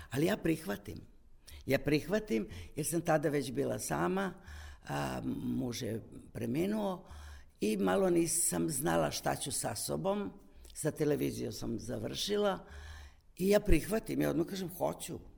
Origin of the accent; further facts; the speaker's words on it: Kumane, Vojvodina, Serbia; Ja sam iz Kumana, kod Zrenjanina.